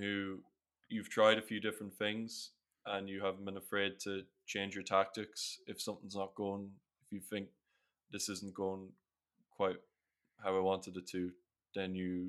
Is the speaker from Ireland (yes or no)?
yes; Ireland; accent: Irish; Like my accent's not, I don't really have a strong Irish accent. It's very, very neutral.